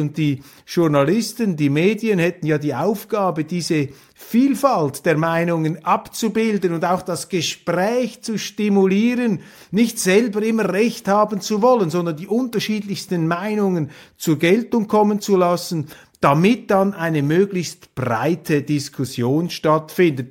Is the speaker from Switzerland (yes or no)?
yes; Switzerland; als Schweizer